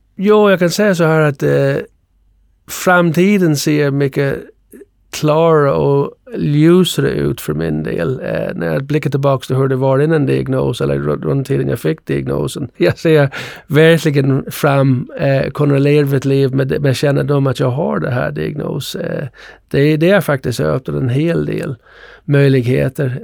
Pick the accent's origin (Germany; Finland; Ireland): Ireland; now in Sweden; Jag växte upp på Irland